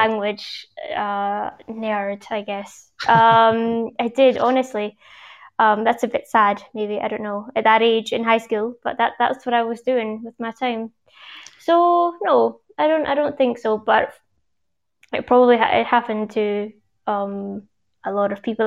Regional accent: Glasgow, Scotland, United Kingdom; accent: Scottish, Glaswegian; moved away; I do definitely have a, a Scottish accent

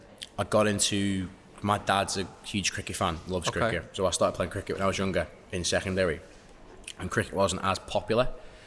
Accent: London, United Kingdom; also born or lived in Wirral, North West England; But I was born in the Wirral, moved to London, I was 8. And then, been here.

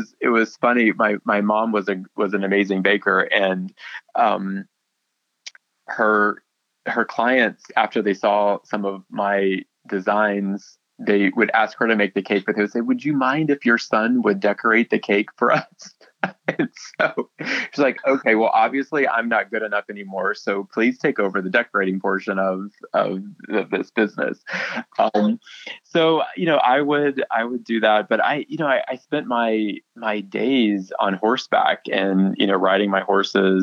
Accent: Paris, Missouri, United States; moved away as an adult; also born or lived in Ocala, Florida / Gainesville, Florida / Fort Myers, Florida; now in Florida, United States; I grew up in a rural, small town

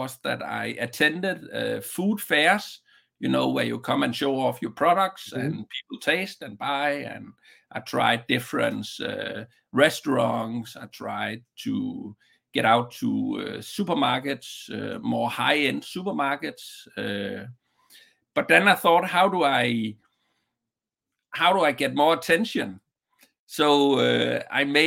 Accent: Southern Denmark, Denmark; just a small one in a small town in the southern part of Denmark from my hometown

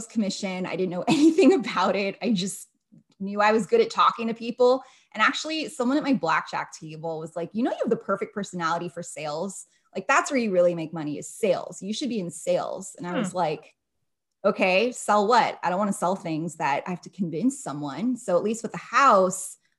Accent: outside of Los Angeles, California, United States; moved away as an adult; also born or lived in Las Vegas; I grew up outside of Los Angeles

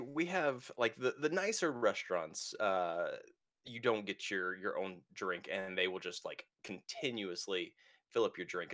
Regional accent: United States; I'm American

